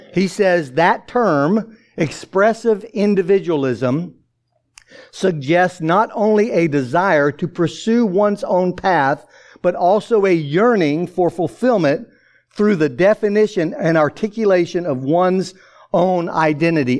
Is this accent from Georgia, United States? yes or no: yes; Atlanta, Georgia, United States; growing up in Atlanta, uh, the uh, youngest of 13 children